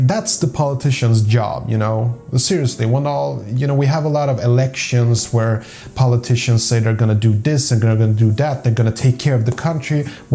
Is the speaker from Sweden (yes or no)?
yes; Sweden; also born or lived in Poland; I grew up in a very segregated suburb, okay, where like 90%, you know, I'm from Sweden